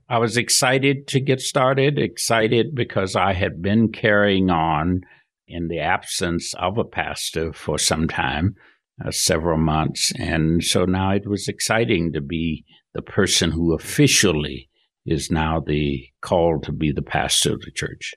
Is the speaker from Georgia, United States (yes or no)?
yes; Georgia, United States; moved away as an adult; also born or lived in Florida; now in Salt Lake City, United States; Born and reared in Georgia, grew up there, went through high school, left to go to college.